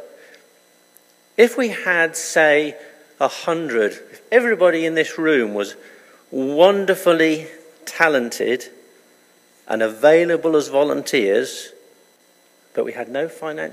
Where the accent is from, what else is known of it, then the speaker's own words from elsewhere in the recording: United Kingdom; being British